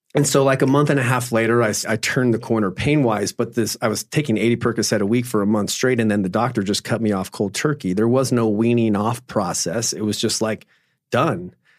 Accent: Phoenix, Arizona, United States; I grew up in Phoenix, Arizona, and grew up my whole life playing sports

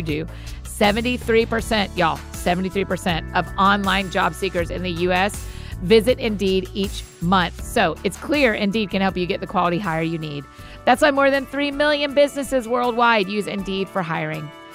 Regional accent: Atlanta, Georgia, United States; I grew up in Atlanta, so I was a Hawks fan

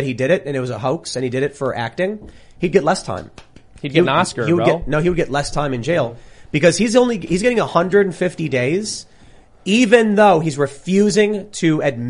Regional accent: Chicago, Illinois, United States; moved away; growing up in Chicago

